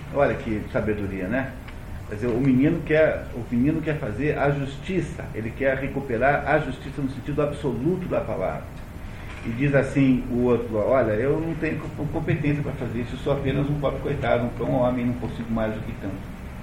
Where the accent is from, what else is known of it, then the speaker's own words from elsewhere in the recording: Brazil; Aqui no Brasil